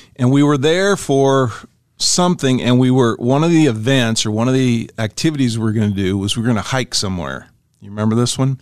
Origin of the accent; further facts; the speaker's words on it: Ashland, Nebraska, United States; we were kids and we were growing up on Euclid Street, 1518 Euclid in Ashland, Nebraska.